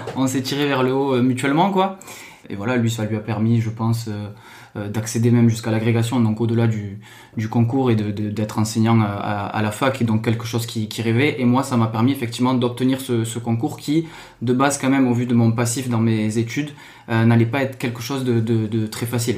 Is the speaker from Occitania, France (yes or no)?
yes; Toulouse, Occitania, France; moved away; also born or lived in Seine-Saint-Denis; je viens de Toulouse, origine un peu euh, du sud, alias euh, Portugal, euh, Italie.